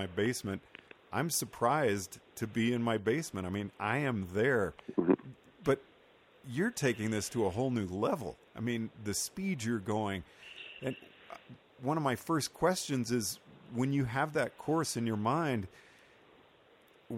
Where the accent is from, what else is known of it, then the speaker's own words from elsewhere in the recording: the Northwest, Pacific Northwest, United States; I am from the Northwest